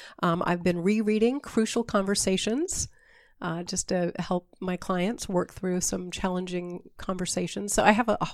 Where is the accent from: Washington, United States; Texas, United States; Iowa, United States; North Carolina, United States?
Washington, United States; I grew up over in Eastern Washington. I come from a family of wheat farmers